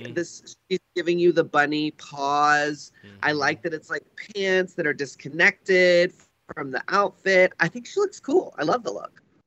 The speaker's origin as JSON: {"language": "English", "region": "Texas", "country": "United States", "tie": "born or raised there", "said": "I grew up in Texas"}